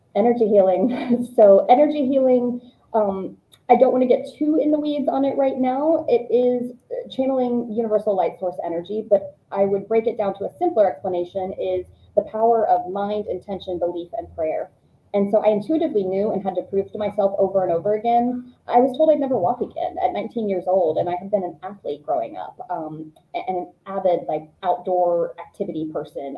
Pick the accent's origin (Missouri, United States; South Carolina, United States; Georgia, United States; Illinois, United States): Georgia, United States; moved away; I grew up in Georgia.